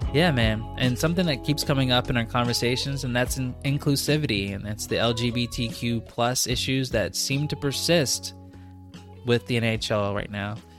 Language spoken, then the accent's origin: English; United States; also born or lived in Richmond, Virginia; as an American